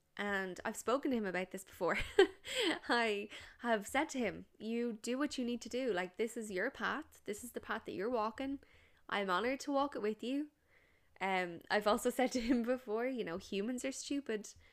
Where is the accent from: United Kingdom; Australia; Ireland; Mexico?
Ireland; we're Irish